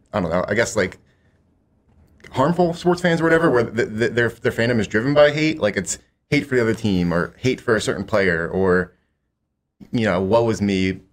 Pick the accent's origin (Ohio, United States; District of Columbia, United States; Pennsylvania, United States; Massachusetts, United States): Pennsylvania, United States; Philadelphia; I'm from the Philadelphia area